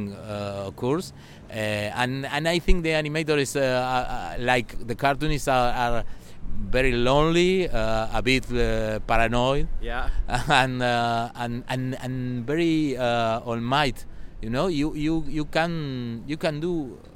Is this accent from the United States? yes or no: no; Montevideo, Uruguay; English is a second language; I'm from Montevideo